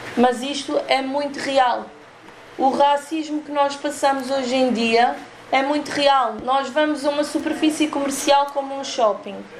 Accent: Portugal; eu sou portuguesa e sou cigana

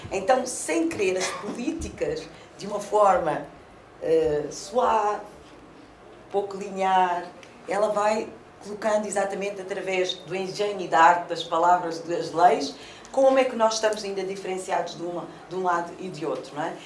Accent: Amadora, Lisbon, Portugal; Eu também nasci na Cova da Moura e os meus filhos também foram eh, educados na, na, na, primeira creche na Cova da Moura

